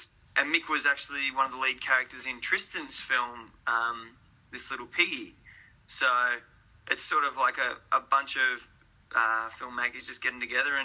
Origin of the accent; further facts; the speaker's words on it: Kerang, Victoria, Australia; moved away as an adult; I'm actually from Kerrang. Right. I was born and bred there. I lived there for 18 years.